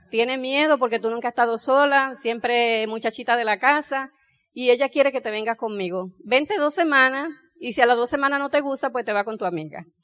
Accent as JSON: {"language": "Spanish", "country": "Puerto Rico", "tie": "born or raised there", "also_born_or_lived": "Dominican Republic", "said": "yo nací, como dijeron, en la República Dominicana. Tanto pequeña, mis papás se mudaron a Puerto Rico y me llevaron a vivir para allá. Crecí allá en Puerto Rico."}